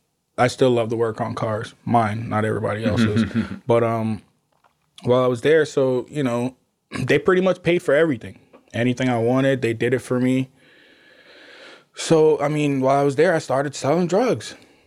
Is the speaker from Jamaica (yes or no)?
yes; Jamaica; Y'all, I'm Jamaican. That's like, you know what I mean? It's like a natural thing.